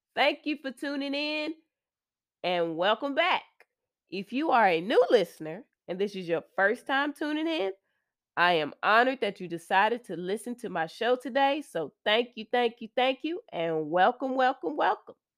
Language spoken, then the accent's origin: English; Austin, Texas, United States; I'm from the Austin area